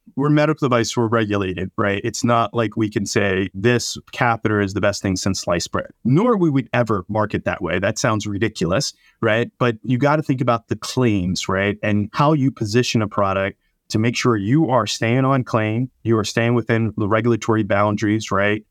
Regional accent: New Jersey, United States; I'm born and raised in South Jersey

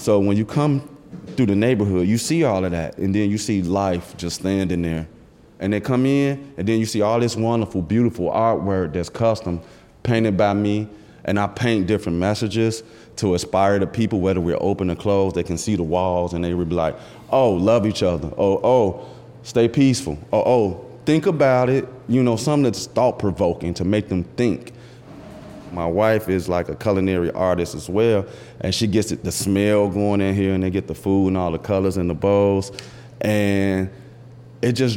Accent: Chicago, Illinois, United States; I grew up in West Garfield Park area

